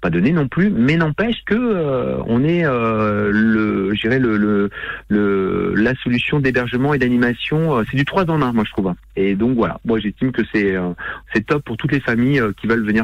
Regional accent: the North, Hauts-de-France, France; Moi, je suis du Nord, je suis un sti, je suis un stomi, mm. Je suis un vrai sti.

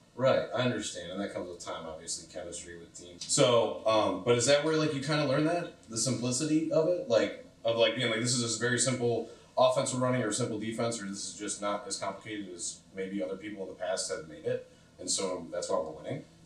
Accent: Cleveland, Ohio, United States; I come from Cleveland, but like the West Side

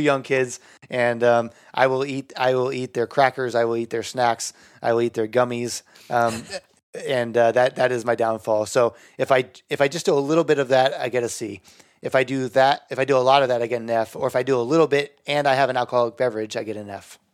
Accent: Bay Area, California, United States; I'm from the Bay Area

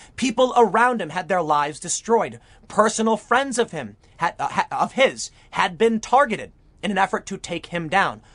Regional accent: Chicago, Illinois, United States; I did grow up in Chicago

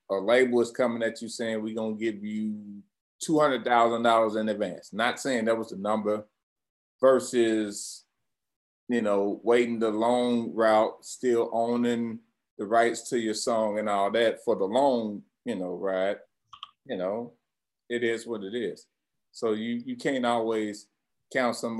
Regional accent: St. Louis, Missouri, United States; growing up in St. Louis, we moved like every damn year

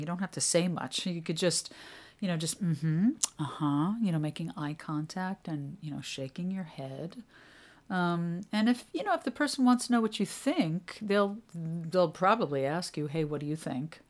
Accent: New York City, New York, United States; I grew up in New York City

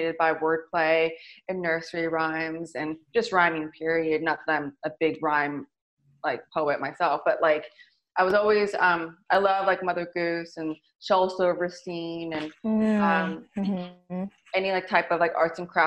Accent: San Francisco, California, United States; growing up in the Excelsior

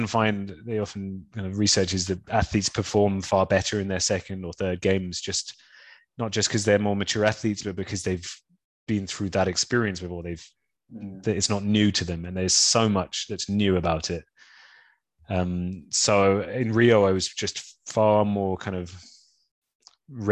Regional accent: London, United Kingdom; also born or lived in Brighton; I'm from London. Grew up and spent my whole life up until that point in London, except for a few years at uni in Brighton.

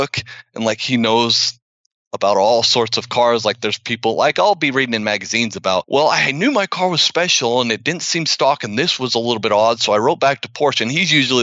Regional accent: Utah, United States; moved away; I'm from Utah.

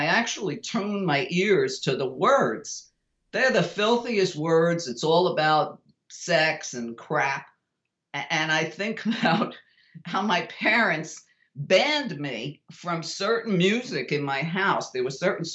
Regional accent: New York, United States; I was very fortunate growing up in New York

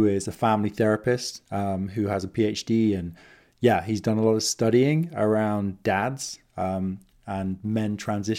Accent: United Kingdom; now in Kootenay region, British Columbia, Canada; I'm an expat, originally from the UK. I'm British Canadian. I'm here in the Kootenay region of British Columbia

